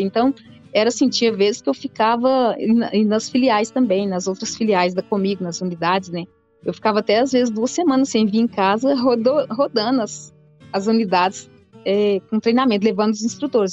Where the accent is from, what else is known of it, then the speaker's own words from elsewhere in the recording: Santa Helena de Goiás, Goiás, Brazil; also born or lived in Rio Verde; nasci em Rio Verde, só nasci, mas sempre morei em Santa Helena. É, até, até início da faculdade, né, eu morei em Santa Helena